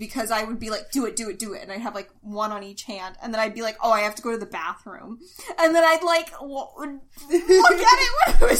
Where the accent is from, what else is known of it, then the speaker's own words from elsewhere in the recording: the South, United States; moved away; I grew up in the South.